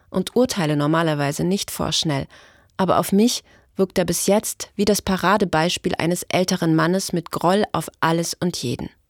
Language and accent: German; West Germany, Germany; now in East Germany; Hier in Ostdeutschland geht es vielen Rentnern schlechter als in Westdeutschland, wo ich herkomme.